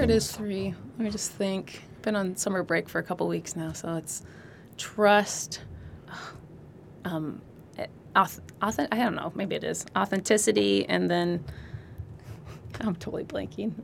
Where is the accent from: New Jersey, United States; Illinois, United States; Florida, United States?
Illinois, United States; also born or lived in Colorado Springs / Las Cruces, New Mexico / Hawaii; now in California, United States; I grew up in Illinois. I'm not, not from California originally